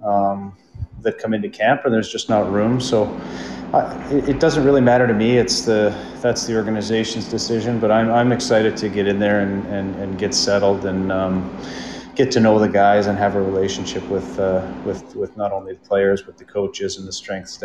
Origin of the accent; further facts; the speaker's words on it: Saskatchewan, Canada; moved away; I grew up in Saskatchewan